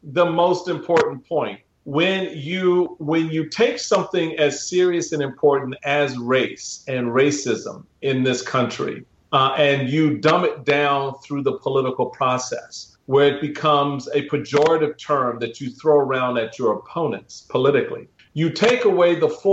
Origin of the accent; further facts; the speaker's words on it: Washington, District of Columbia, United States; where I grew up in Washington, D.C.